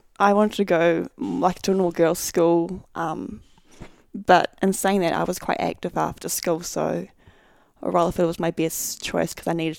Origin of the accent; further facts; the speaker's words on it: Auckland, New Zealand; I grew up in Te Aritu pretty much my whole life. I'm Te Aritu Peninsula